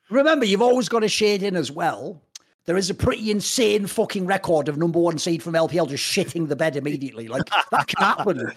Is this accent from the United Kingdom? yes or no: yes; England, United Kingdom; I come from England